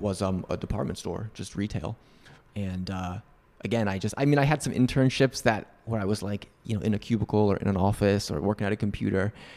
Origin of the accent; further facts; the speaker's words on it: Northeast, United States; moved away; I grew up in the Northeast